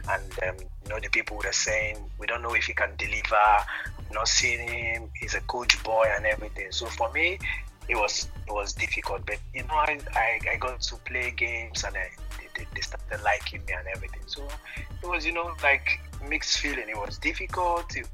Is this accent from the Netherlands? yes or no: no; Bayelsa, Nigeria; English is a second language; moved away as an adult; also born or lived in Malatya, Turkey; directly I came from from Bayelsa. I came to, to, to Turkey.